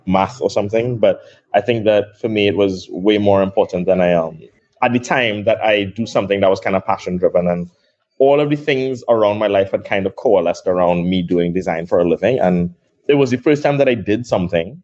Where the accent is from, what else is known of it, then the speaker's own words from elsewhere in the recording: Trinidad & Tobago; also born or lived in Brooklyn, New York; I was born in Trinidad. I grew up with my dad alone